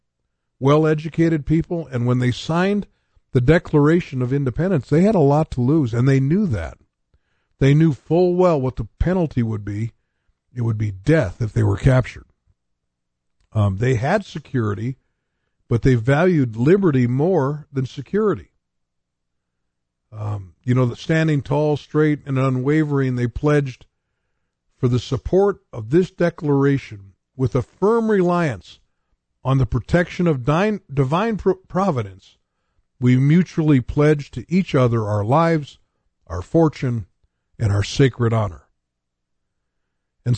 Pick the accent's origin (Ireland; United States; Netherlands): United States; I was born in America. I didn't choose this. I was just born here